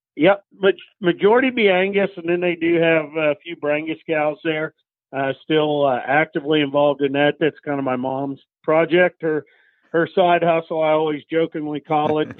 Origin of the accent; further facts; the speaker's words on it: Council Grove, Kansas, United States; now in Central Indiana, United States; I was born and raised in the Flint Hills of Kansas, a little town called Council Grove